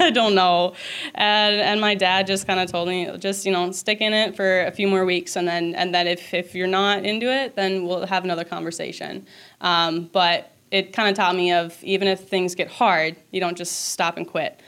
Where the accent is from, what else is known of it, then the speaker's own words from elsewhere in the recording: Minnesota, United States; I'm from Minnesota. My family is from here